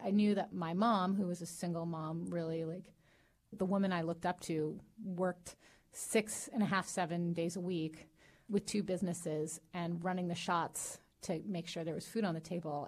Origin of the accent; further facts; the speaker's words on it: Long Beach, California, United States; born and raised in Long Beach.